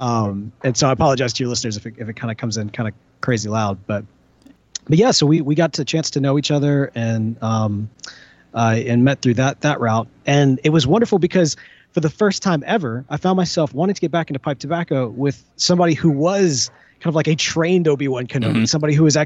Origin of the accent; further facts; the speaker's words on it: Jackson, Mississippi, United States; moved away as an adult; also born or lived in Memphis, Tennessee; I had just moved from my home town in Jackson, Mississippi.